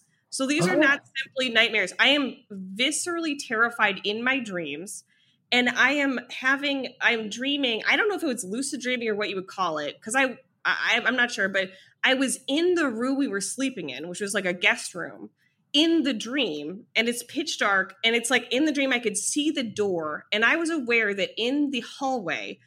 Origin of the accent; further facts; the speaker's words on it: Ohio, United States; moved away; also born or lived in New York; I'm from Ohio